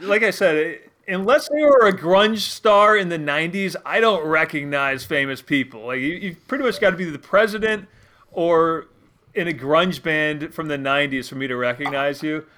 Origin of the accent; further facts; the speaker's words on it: Connecticut, United States; moved away as an adult; now in Maine, United States; I grew up in Connecticut for the most part, uh, you know, about two hundred fifty miles south of where I live now